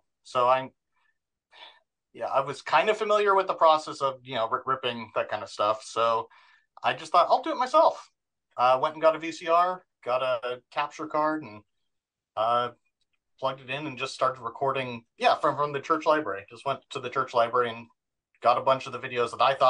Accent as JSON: {"language": "English", "town": "Orem", "region": "Utah", "country": "United States", "tie": "born or raised there", "also_born_or_lived": "Provo", "said": "Born and raised in Utah, active Mormon parents, born in Provo, raised in Orem. So very much Utah Valley, served a mission, Portland, Oregon, 2001, 2003."}